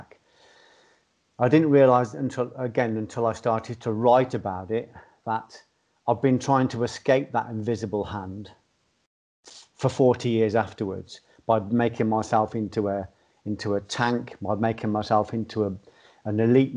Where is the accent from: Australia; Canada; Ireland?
Ireland; I've been brought up as an Irish Catholic or in an Irish background